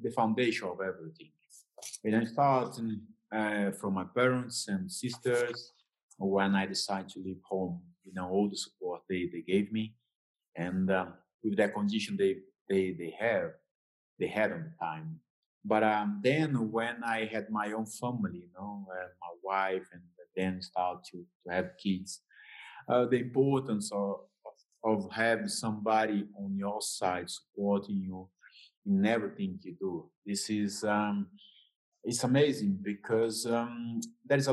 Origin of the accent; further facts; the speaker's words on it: Brazil; moved away as an adult; now in London, United Kingdom; I'm here in Brazil, my hometown